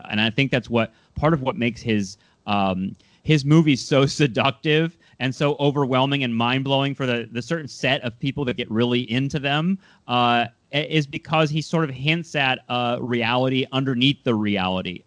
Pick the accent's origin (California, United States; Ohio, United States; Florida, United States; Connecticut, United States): California, United States; Southern; I'm from Southern California